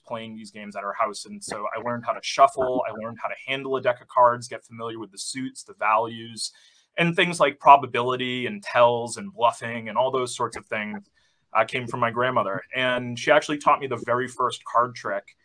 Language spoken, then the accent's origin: English; Salem, Massachusetts, United States; growing up in Salem, Massachusetts